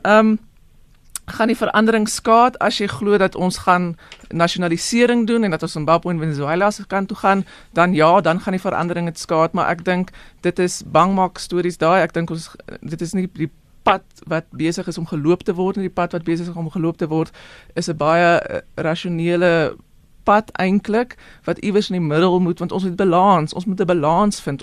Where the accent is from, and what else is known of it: South Africa